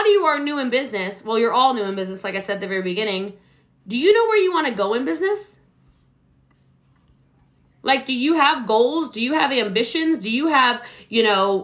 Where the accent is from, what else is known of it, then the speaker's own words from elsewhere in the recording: Maryland, United States; now in Texas, United States; I'm from Maryland originally. I live in Texas